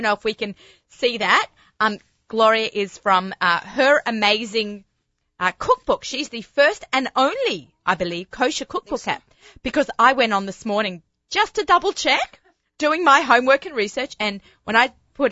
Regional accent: Australia; moved away; I'm Australian, not South African

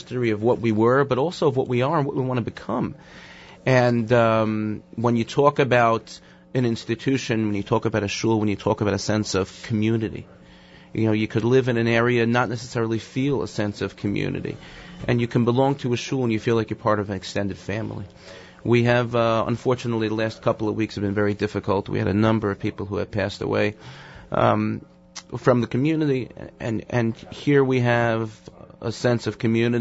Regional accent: New York City, New York, United States; growing up in Brooklyn

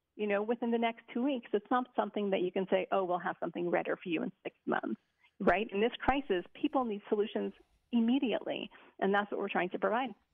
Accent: Montreal, Quebec, Canada; now in Israel; Originally from Montreal

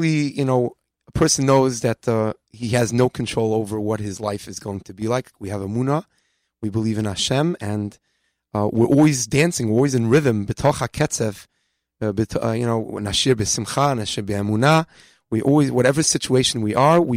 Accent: New York City, New York, United States; I'm from Far Rockaway myself

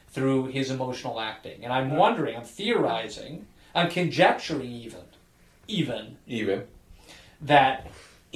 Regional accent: Chicago, Illinois, United States; accent: Chicago; my Chicago accent

